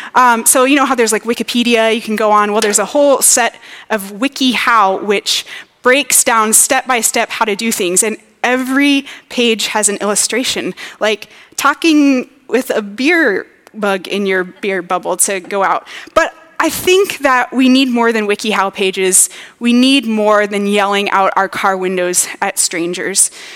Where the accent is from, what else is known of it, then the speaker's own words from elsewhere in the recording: Louisiana, United States; moved away as an adult; now in Minnesota, United States; I was from Louisiana